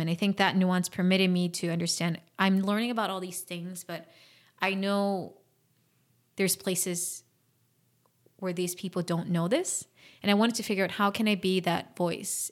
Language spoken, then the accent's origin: English; South Korea; moved away; also born or lived in Washington, D.C., United States / Fairfax, Virginia, United States; I grew up in Korea